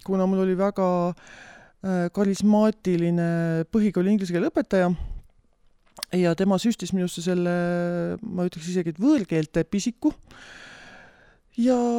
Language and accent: Estonian; Tartu, Tartu County, Estonia; olen äh, pärit tegelikult Tartust ja suurem oma, suurema osa oma elust äh, elanud